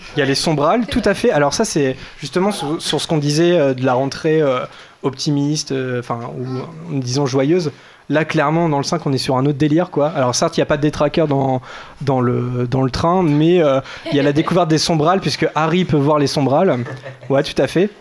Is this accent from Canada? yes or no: no; France; nous sommes français